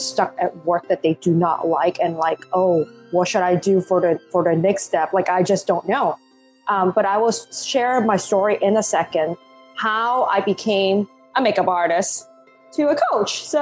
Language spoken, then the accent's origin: English; Hong Kong; first language Cantonese; English is a second language; now in New York, United States; So I actually born and raised in Hong Kong. Um, I always joke about that. Well, English is not my first language. English is my second. My first language is Cantonese.